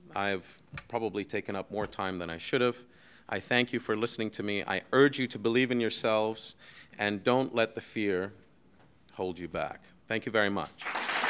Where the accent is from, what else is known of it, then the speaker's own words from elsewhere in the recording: Bahrain; also born or lived in United States / Europe; I grew up in Bahrain, I went to high school in Bahrain